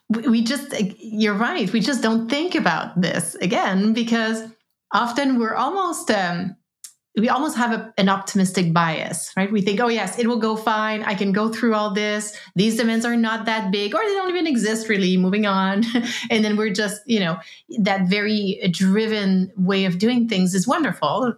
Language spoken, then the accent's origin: English; East Coast of Canada, Canada; now in West Coast, Canada; I live on the West Coast. I am from the East Coast, hence the French long, complicated name.